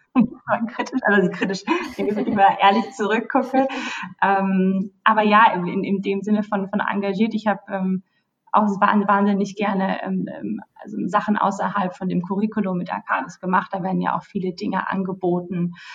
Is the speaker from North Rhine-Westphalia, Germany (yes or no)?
no; Bad Homburg, Hesse, Germany; moved away as an adult; now in London, United Kingdom; komme aber ursprünglich äh, aus Deutschland äh, und sogar aus Bad Homburg, äh, also eine richtige Bad Homburgerin